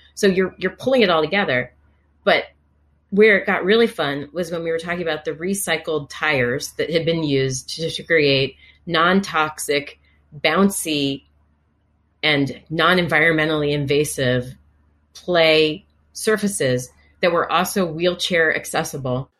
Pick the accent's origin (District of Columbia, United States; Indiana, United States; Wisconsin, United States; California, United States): District of Columbia, United States; Washington; from my youngest days as an infant growing up in Washington, D.C.